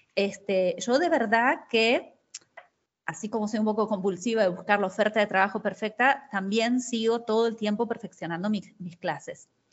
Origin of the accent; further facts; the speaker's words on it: Argentina; moved away as an adult; also born or lived in Brazil; soy argentina